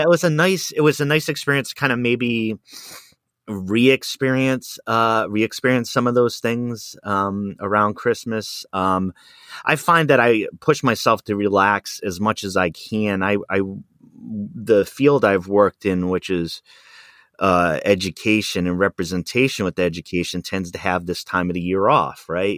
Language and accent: English; Rhode Island, United States; also born or lived in Wisconsin; now in Pacific Northwest, United States; where I grew up in Rhode Island in the city